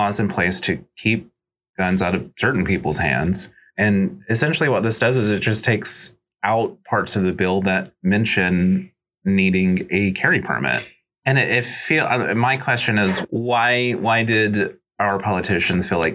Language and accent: English; the South, United States; I'm from the South